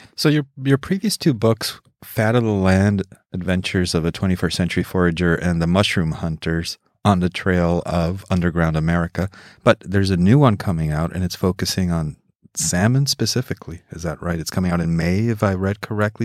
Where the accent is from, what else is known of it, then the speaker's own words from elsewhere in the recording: Mexico; I grew up in Mexico